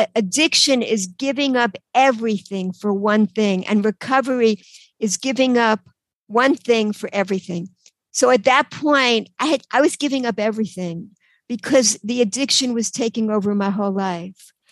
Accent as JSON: {"language": "English", "region": "New York", "country": "United States", "tie": "born or raised there", "also_born_or_lived": "Cambridge, Massachusetts / Israel", "accent": "New York", "moved": "as an adult", "lives_now": "Baltimore, United States", "said": "In New York, you could probably tell from my accent. So, um, till I was 18, I was in New York um, in this little apartment in Queens"}